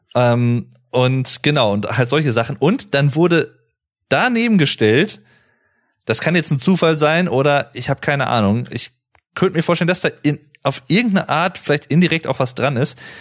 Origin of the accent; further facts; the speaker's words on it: North Rhine-Westphalia, Germany; also born or lived in Paderborn; ich als jemand, der halt aus gebürtig aus NRW kommt